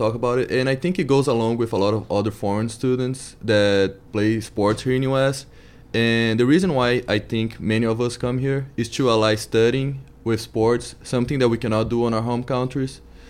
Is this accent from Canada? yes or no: no; Salvador, Bahia, Brazil; English is a second language; moved away as an adult; also born or lived in Virginia / California; now in United States; I am from Salvador, a city northeast from Brazil, and that's my first year here.